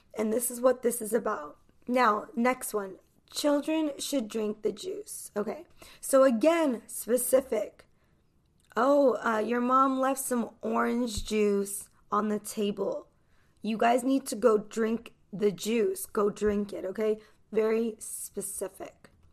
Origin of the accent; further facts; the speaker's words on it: United States; I'm an American English teacher